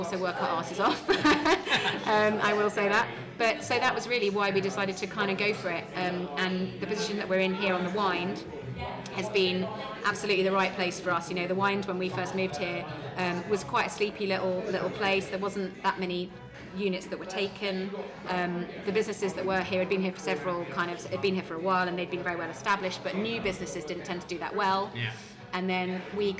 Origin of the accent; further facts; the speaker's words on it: Surrey, South East England, United Kingdom; also born or lived in London / St Albans; now in Letchworth, United Kingdom; I'm from Surrey originally